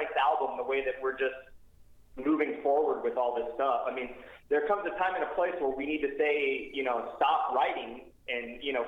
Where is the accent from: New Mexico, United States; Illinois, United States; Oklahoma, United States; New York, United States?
Illinois, United States; Chicago; moved away as an adult; now in California, United States; I grew up in Chicago, like the Chicagoland area